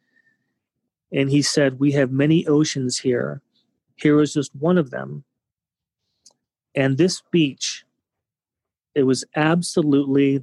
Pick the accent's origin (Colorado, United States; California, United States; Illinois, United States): California, United States; growing up in California